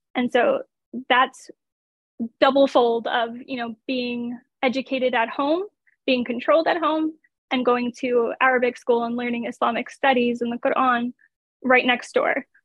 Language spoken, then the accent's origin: English; United States; being an American